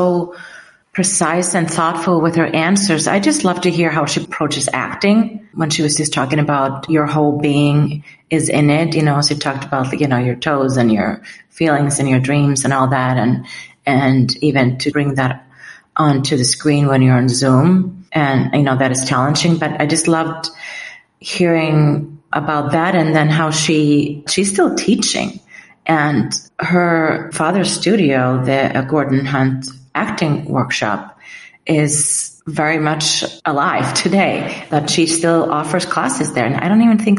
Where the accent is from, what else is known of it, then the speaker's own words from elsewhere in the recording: Iceland; moved away; I'm from Iceland